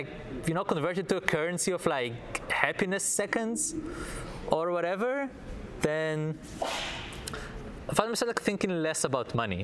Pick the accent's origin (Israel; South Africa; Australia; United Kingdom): Israel; moved away; I'm from Israel, so I was in the Israeli army